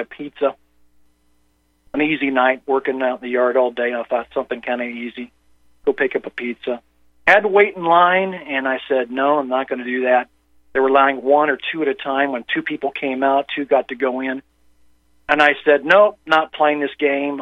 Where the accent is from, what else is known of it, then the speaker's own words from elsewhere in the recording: Indiana, United States; moved away; I grew up in Indiana